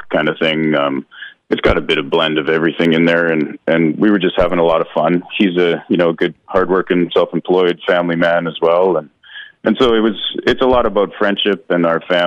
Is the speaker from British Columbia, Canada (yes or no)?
yes; Agassiz, British Columbia, Canada; now in Chilliwack, Canada; I grew up in the Fraser Valley out here in small town in Agassiz